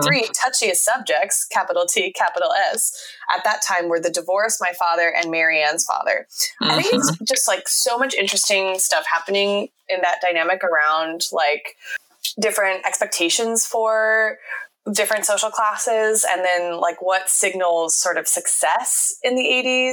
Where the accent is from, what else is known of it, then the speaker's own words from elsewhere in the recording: California, United States; I'm from California